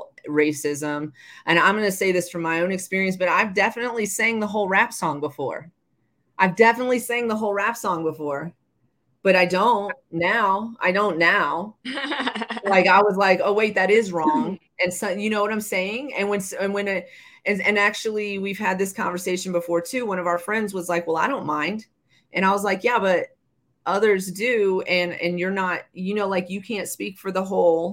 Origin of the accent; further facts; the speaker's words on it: the South, United States; I grew up in the South.